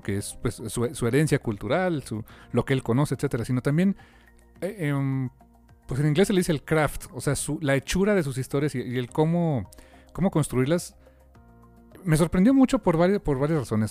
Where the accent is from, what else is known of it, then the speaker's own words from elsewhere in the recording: Mexico; nosotros como mexicanos